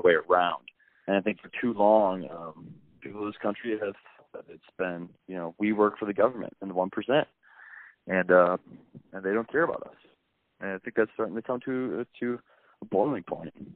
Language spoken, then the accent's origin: English; Dubuque, Iowa, United States; growing up in Dubuque, you know, it's not a very culturally diverse town